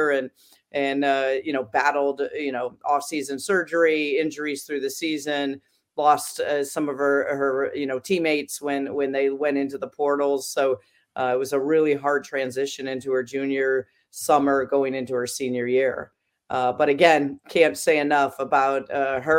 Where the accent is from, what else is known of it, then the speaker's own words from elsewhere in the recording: Iowa, United States; moved away as an adult; now in Maryland, United States; I grew up in Iowa, and I even played up through eighth grade, the 6-on-6